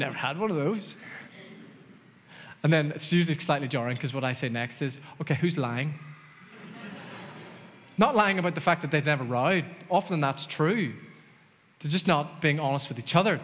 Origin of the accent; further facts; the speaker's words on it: Dromore, Northern Ireland, United Kingdom; moved away as an adult; also born or lived in Los Angeles; growing up in Dromore, God and Jesus were kind of synonymous